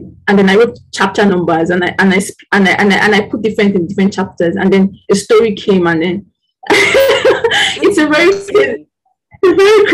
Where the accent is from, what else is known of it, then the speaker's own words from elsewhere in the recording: Nigeria; as a Nigerian